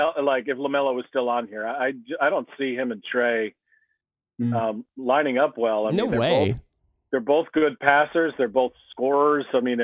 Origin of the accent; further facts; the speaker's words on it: Chapel Hill, North Carolina, United States; I grew up in Chapel Hill